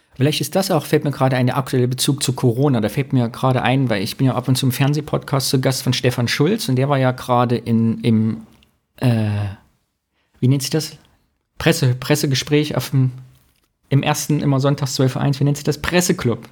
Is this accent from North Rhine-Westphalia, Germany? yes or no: no; Thuringia, Germany; bei uns in Thüringen